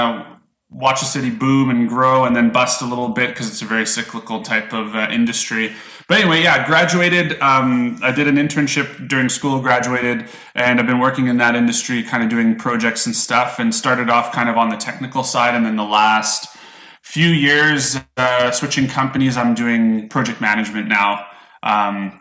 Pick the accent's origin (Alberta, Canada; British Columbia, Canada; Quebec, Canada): Alberta, Canada; Calgary; I grew up in Calgary, Alberta, Canada.